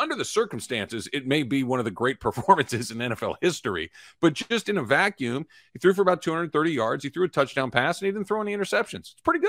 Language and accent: English; Los Angeles, California, United States; moved away; also born or lived in Phoenix / Houston; I am a California native, born and raised in Los Angeles. I've lived in three places in my life, Los Angeles, Phoenix, and Houston. None of them known for being particularly cold.